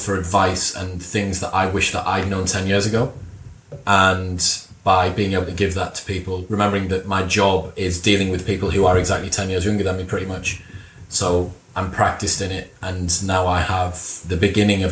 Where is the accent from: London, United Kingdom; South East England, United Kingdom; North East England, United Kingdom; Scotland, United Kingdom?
North East England, United Kingdom; Middlesbrough; My dad's a Mackham and I'm from Middlesbrough